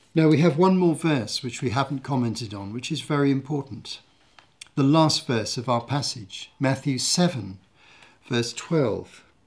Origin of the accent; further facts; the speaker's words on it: United Kingdom; my home country. the U K